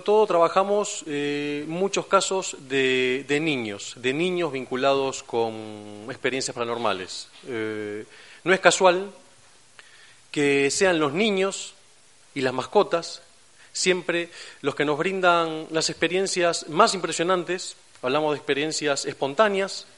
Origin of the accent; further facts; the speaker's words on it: Buenos Aires, Argentina; accent: Argentine; moved away as an adult; now in Cantabria, Spain; por mi acento, se habrán dado cuenta, soy argentino, de, Buenos Aires. Eh, hace cinco años que trabajo y vivo aquí en España